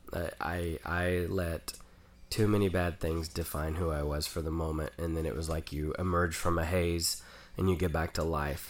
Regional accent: Oklahoma, United States; growing up in Oklahoma and not fitting

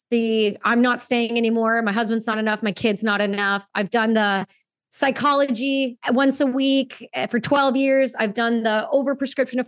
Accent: Canada; Being a Canadian veteran

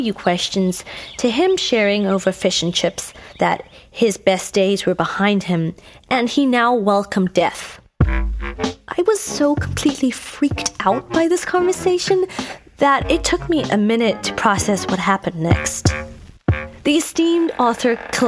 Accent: Cape Town, Western Cape, South Africa; born or raised there; moved away as an adult; now in Los Angeles, United States

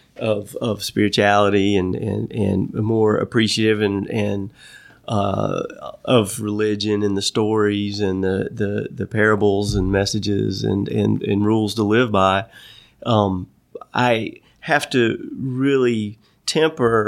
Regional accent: North Carolina, United States; my life growing up in North Carolina

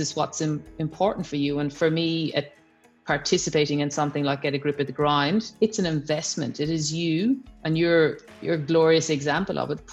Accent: Ireland; moved away as an adult; now in Australia; I'm Irish

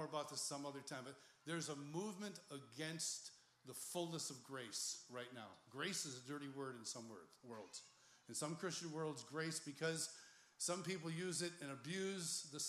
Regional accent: Ireland; Well, I'm Irish.

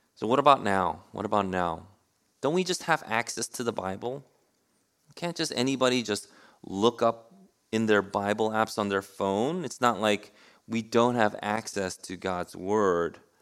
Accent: New York City, New York, United States; I grew up in New York City

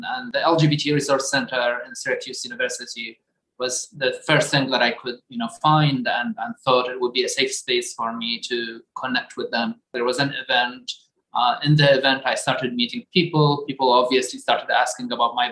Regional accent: Baghdad, Baghdad Governorate, Iraq; moved away as an adult; now in United States; I am from Baghdad, Iraq.

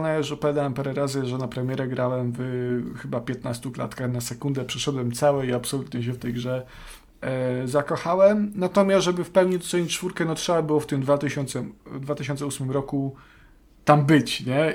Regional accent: Subcarpathian Voivodeship, Poland; to są te klimaty mojego dzieciństwa, Podkarpacie

